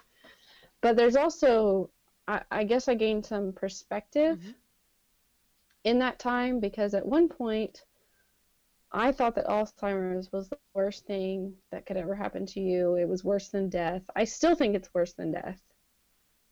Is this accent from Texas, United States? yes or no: yes; Dripping Springs, Texas, United States; We grew up in Dripping Springs